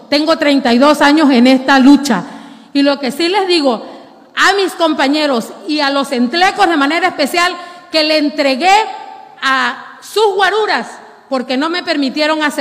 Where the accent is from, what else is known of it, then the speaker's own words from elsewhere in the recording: Tabasco, Mexico; Los dos millones de habitantes que somos los tabasqueños.